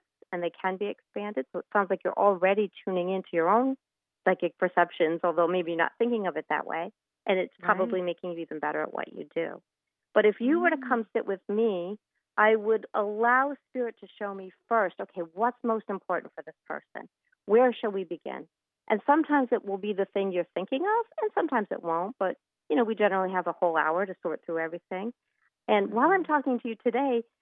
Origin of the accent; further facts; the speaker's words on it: Port Jefferson, New York, United States; a little shop in my hometown called Envision Crystal